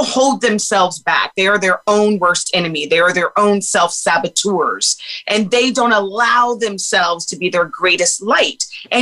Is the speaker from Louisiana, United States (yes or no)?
no; Los Angeles, California, United States; also born or lived in Washington, D.C.; born in D.C., raised in Los Angeles. I grew up in Brentwood